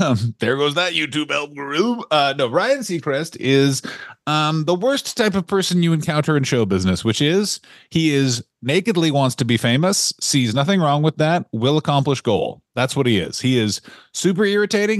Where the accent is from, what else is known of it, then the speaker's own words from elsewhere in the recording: Ontario, Canada; I'm from a little place called Ontario